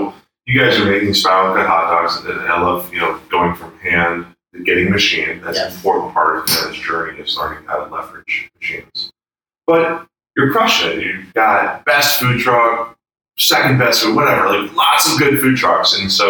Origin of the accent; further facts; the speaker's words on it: Boston, Massachusetts, United States; I'm from Boston.